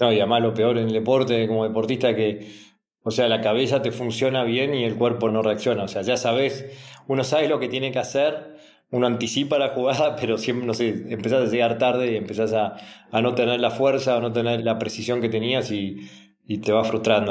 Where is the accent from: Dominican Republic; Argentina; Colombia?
Argentina